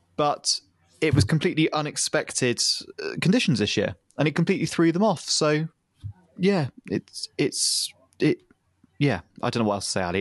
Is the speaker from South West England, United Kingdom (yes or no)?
yes; the Southwest, South West England, United Kingdom; my town where I grew up in the Southwest